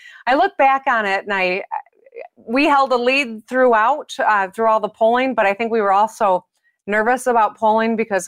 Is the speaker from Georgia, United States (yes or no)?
no; Michigan, United States; That's true. Yes, I am a Michigander almost every minute of my life.